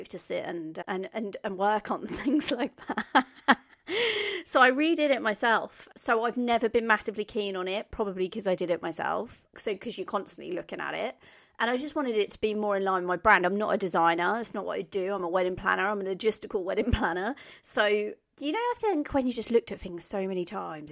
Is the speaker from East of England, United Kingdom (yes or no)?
yes; Norfolk, East of England, United Kingdom; I am from Norfolk